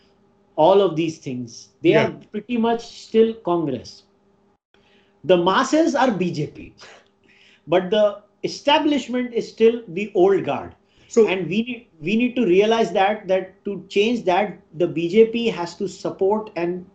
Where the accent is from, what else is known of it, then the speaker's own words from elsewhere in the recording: India; as an Indian citizen